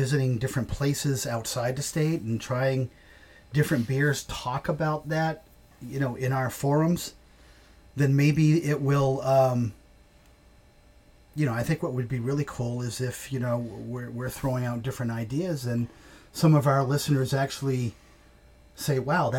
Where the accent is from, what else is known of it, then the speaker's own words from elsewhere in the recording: Maine, United States; We're from Maine